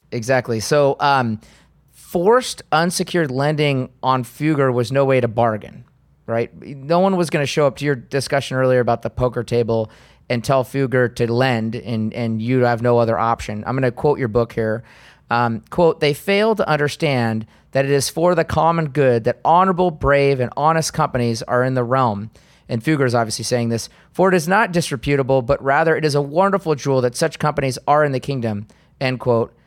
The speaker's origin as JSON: {"language": "English", "country": "United States", "said": "as an American"}